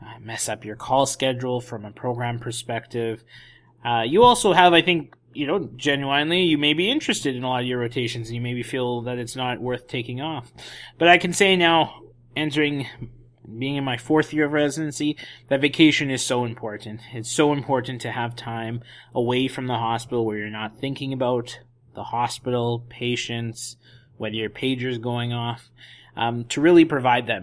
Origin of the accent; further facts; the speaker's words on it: Edmonton, Alberta, Canada; now in Vancouver, Canada; my hometown of Edmonton, visit the family